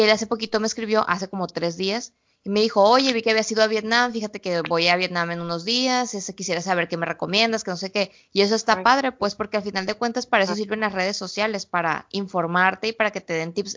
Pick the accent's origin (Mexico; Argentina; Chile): Mexico; Culiacán, Sinaloa; nosotros veníamos de Sinaloa, pues se nos nota por todos lados que somos culichis sinaloenses, este, desde que como hablamos hasta como nos vestimos